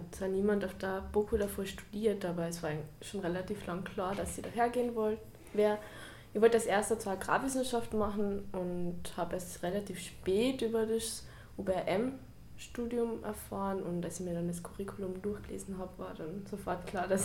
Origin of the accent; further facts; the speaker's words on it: Carinthia, Austria; now in Vienna, Austria; ich komme aus Kärnten und jetzt auch frisch nach Wien gezogen.